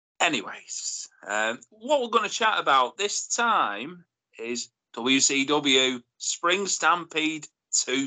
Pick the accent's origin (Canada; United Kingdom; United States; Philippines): United Kingdom; Rochdale, North West England; I'm from Rochdale